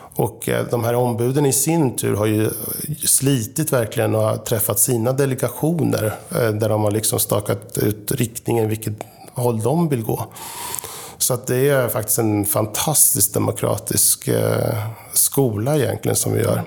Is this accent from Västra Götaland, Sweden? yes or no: no; Linköping, Östergötland, Sweden; moved away as an adult; now in Sollentuna, Sweden; bor just nu i Sollentuna sedan 1996, men är född och uppväxt i Linköping